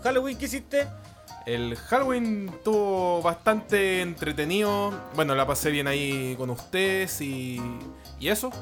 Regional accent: Chile; un hombre occidental chileno

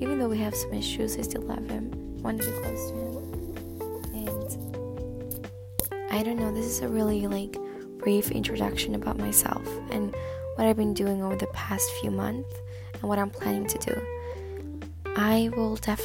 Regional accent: Stockholm, Stockholm County, Sweden; English is a second language; I am a 20-year-old girl from Sweden, Stockholm

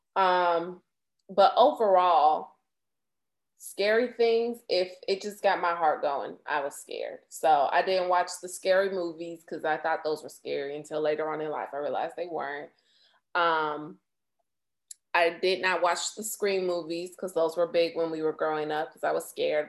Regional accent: Florida, United States; growing up in Florida at the time

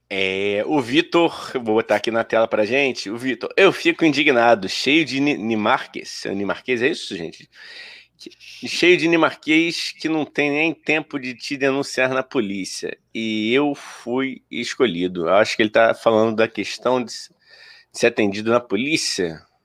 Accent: Rio de Janeiro, Brazil; eu cresci num lugar ótimo, na Vila da Penha

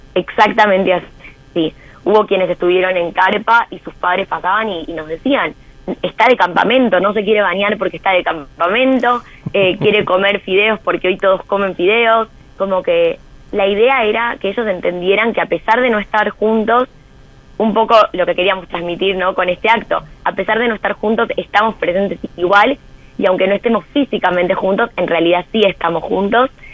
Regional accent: Argentina; Hoy nosotros en Argentina

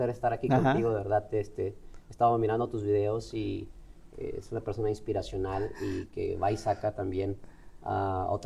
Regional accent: Ciudad Juárez, Chihuahua, Mexico; also born or lived in Durango; a los ocho años de edad mi madre nos llevó para Ciudad Juárez, Chihuahua. Así que me crié en Ciudad Juárez, Chihuahua desde los 8 años hasta los 16 años.

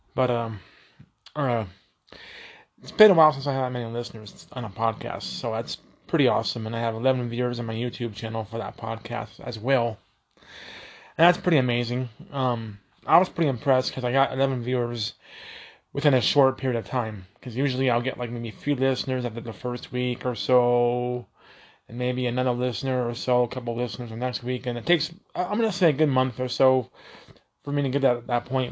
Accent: Colorado, United States; I'm from Colorado

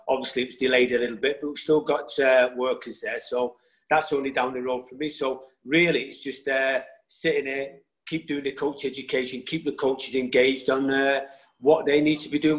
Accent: England, United Kingdom; You know, whether I grew up in England, I still have Irish blood in me.

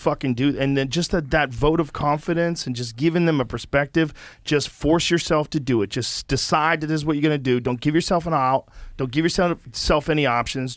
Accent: Boston, Massachusetts, United States; moved away; I grew up in Boston

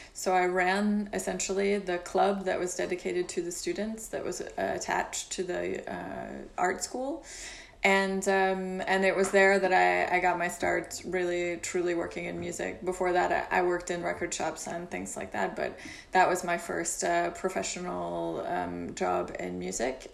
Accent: Louisville, Kentucky, United States; moved away as an adult; also born or lived in Glasgow, Scotland / London; now in Paris, France; I was born in Louisville, Kentucky, in the U.S.

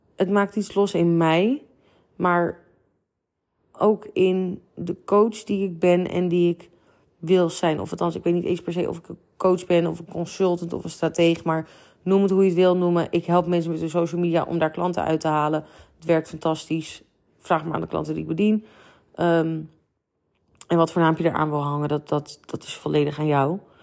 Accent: near Amsterdam, North Holland, Netherlands; wij komen uit de buurt van Amsterdam

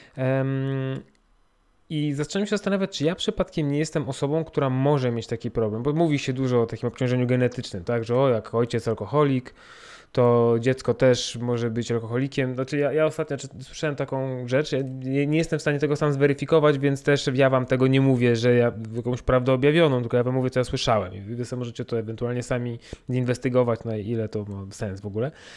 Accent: Poland; jestem Polakiem, mam, urodziłem się w Polsce, mam polski paszport

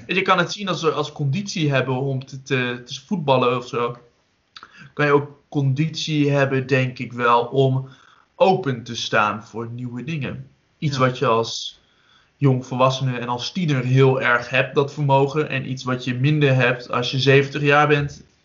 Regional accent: Netherlands; Wij als Nederlanders

